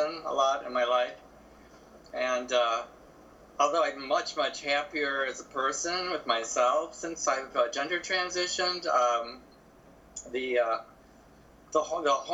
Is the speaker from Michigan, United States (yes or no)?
yes; southern Michigan, United States; now in Chicago, United States; it's no worse than what we had in southern Michigan.